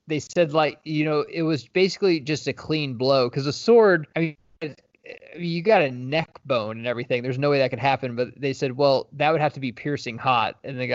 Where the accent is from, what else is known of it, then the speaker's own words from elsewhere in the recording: Midwest, United States; moved away; It used to be summer for me growing up in the Midwest because we had snow.